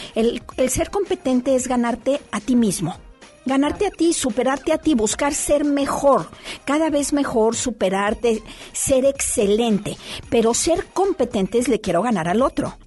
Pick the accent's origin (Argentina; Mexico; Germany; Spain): Mexico; Torreón, Coahuila; now in Monterrey, Mexico; Yo soy de fuera, Lore, yo vengo de Torreón